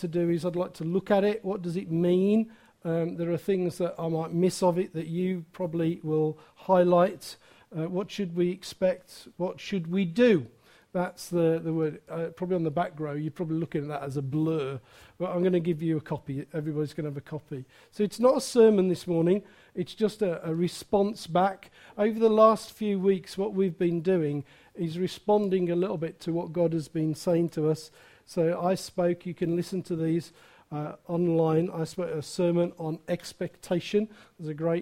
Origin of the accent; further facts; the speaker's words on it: Wolverhampton, West Midlands, United Kingdom; now in Wales; I come from Wolverhampton.